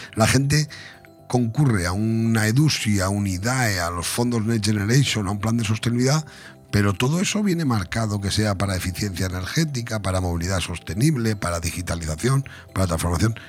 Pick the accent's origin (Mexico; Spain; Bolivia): Spain; Benidorm, Valencian Community; es mi tierra, y es la tierra de todos los venidormenses